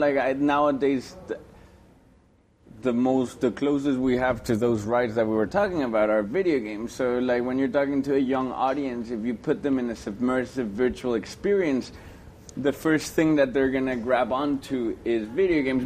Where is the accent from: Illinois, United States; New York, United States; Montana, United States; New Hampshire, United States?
New York, United States; I grew up in New York. Since high school, I've been in New York